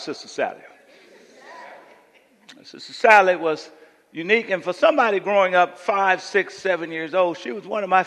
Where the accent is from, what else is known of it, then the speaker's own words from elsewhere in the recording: Coushatta, Louisiana, United States; growing up in Coushatta